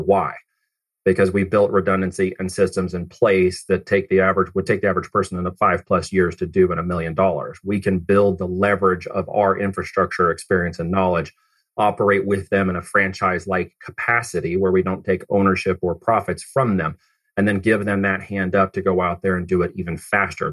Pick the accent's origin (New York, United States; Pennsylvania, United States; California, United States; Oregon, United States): Oregon, United States; also born or lived in Missouri; I actually came from Missouri, uh, but I ended up in Oregon and grew up there